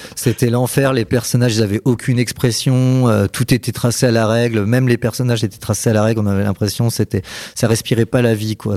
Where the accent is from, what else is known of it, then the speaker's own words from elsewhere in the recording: Auvergne-Rhône-Alpes, France; also born or lived in Paris region / Nevers; je suis né en région parisienne, mais j'ai grandi euh, en centre-France, euh, dans des villes comme Moulins, Molusson, Nevers.